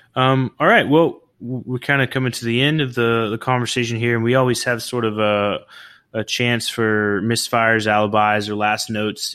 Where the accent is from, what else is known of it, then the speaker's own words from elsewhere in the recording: Oklahoma, United States; also born or lived in California; now in Florida Keys, United States; I'm originally from Oklahoma.